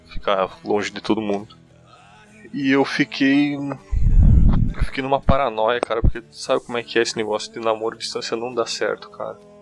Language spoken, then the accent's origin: Portuguese; Rio Grande do Sul, Brazil; accent: German-colonist interior accent; Eu sou do Rio Grande do Sul, eu sou do interior. O meu sotaque é uma merda mesmo, tá?